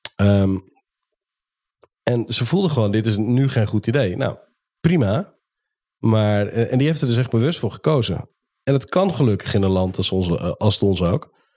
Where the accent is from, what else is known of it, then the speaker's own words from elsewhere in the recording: Netherlands; als Nederlanders